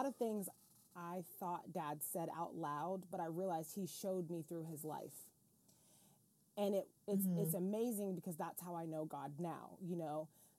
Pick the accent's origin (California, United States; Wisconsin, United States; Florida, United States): Florida, United States; It's so funny because I grew up in a really small town, and the funny part is my dad was a pastor and a cowboy